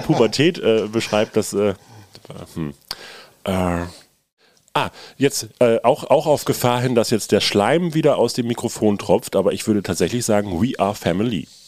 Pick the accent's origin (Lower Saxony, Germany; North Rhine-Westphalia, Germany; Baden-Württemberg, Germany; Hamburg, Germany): Lower Saxony, Germany; Nordenham; bei uns in Nordenham